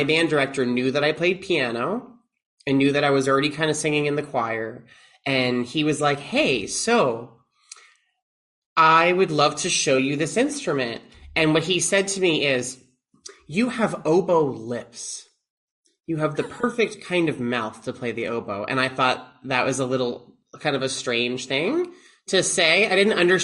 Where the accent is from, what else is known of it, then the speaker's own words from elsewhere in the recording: Long Island, New York, United States; moved away; I'm from Long Island originally